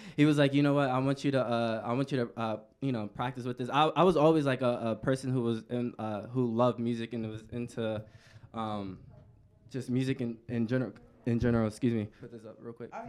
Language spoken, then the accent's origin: English; Washington, District of Columbia, United States; moved away; I'm from the East Coast